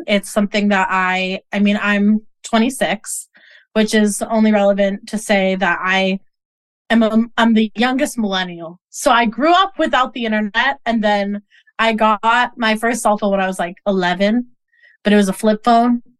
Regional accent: Boston, Massachusetts, United States; I grew up in Boston

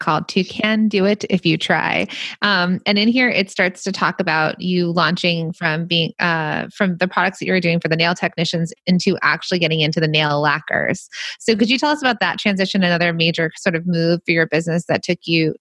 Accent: Los Angeles, California, United States; I grew up in the Valley where this all started.

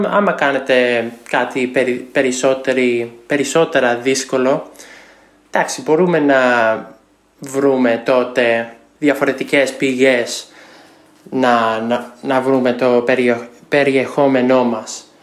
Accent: United States; Greek is a second language; είμαι από την Αμερική και είμαι 26 χρονών.

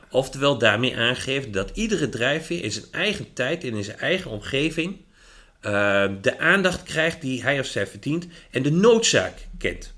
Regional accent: Achterhoek, Gelderland, Netherlands; moved away as an adult; now in Winterswijk, Netherlands; Ik kom eh, uit de Achterhoek.

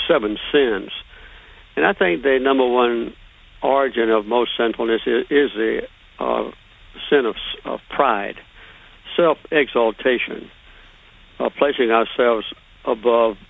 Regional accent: Deep South, United States; I grew up in the Deep South

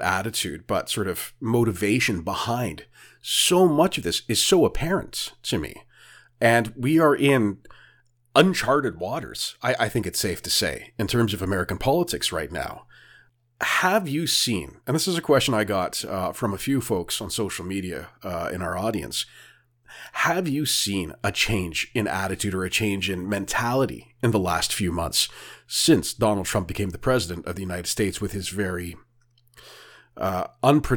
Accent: Canada; as a Canadian

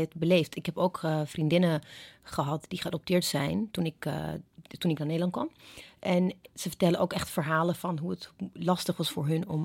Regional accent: Ethiopia; now in Netherlands; ik ben in Ethiopië opgegroeid

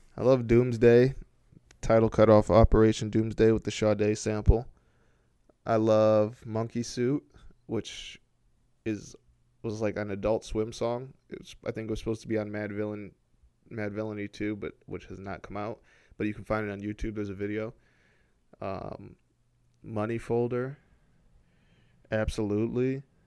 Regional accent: Ypsilanti, Michigan, United States; also born or lived in Flint, Michigan; I lived there from the age of seven to fourteen.

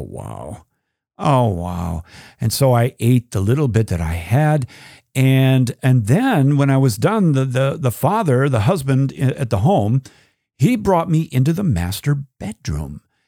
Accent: United States; as an American

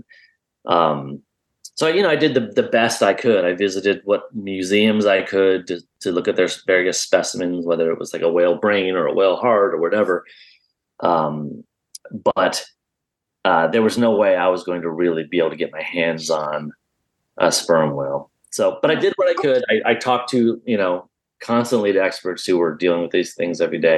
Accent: Midwest, United States; I grew up in the Midwest

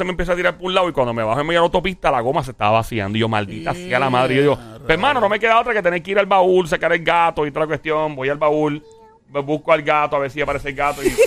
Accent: Caguas, Puerto Rico; No, yo iba para, para mi pueblo, Cagua, en ese

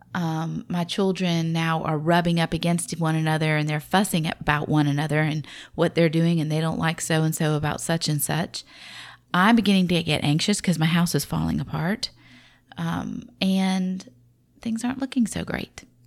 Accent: the South, Southern United States, United States; accent: southern; my southern accent

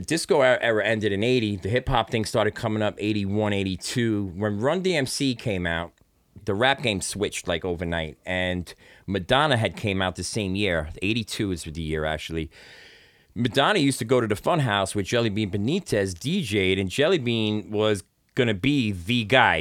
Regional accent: New York City, New York, United States; I come from an area in Brooklyn, um, that my parents moved to Flatbush

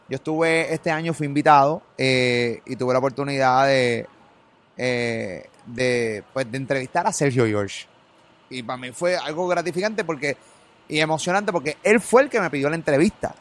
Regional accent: Puerto Rico; Yo soy puertorriqueño full

